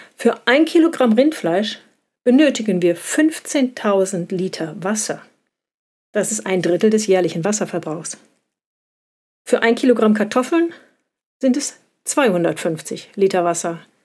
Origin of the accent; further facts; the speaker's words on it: Germany; bei uns in Deutschland